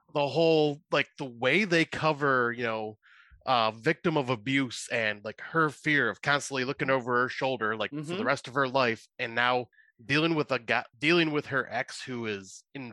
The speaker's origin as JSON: {"language": "English", "country": "United States", "said": "being an American"}